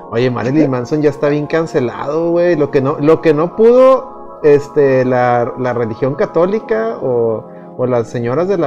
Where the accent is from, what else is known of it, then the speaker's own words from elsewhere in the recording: Mexico; Es mi derecho como mexicano.